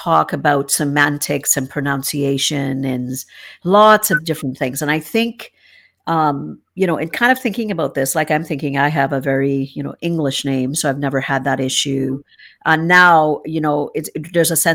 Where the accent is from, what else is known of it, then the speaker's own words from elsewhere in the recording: Trinidad & Tobago; now in Canada; I'm from Trinidad and Tobago, and I know that's my nationality, but my background is Middle Eastern and Indian, and your nationality obviously is Canadian, now that mine is as well.